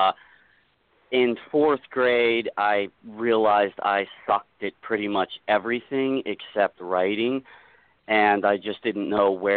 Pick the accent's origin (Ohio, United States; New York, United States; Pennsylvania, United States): Pennsylvania, United States; Pittsburgh; I'm from Pittsburgh area